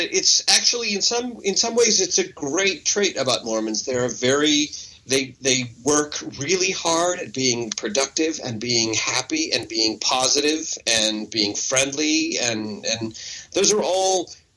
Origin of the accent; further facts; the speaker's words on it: Utah, United States; moved away as an adult; also born or lived in Denver, Colorado / Dallas, Oregon / Price, Utah / Salt Lake City, Utah; now in Minnesota, United States; Moved to Oregon, a little town called Dallas, Oregon, for a while. But really, most of my, you know, childhood memory is in Utah. First, this little town called Price, Utah, which was a little teeny coal mining town, and strangely, almost completely devoid of Mormons